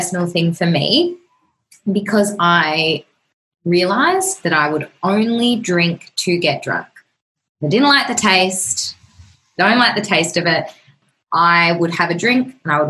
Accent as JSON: {"language": "English", "country": "Australia", "said": "it's just the normal thing to do in Australia. Like, we just drink every weekend. We just love to get drunk and it's our culture"}